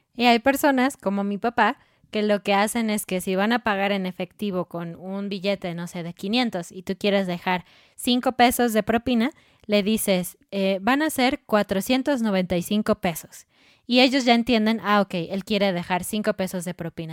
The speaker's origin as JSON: {"language": "Spanish", "country": "Mexico", "said": "en México"}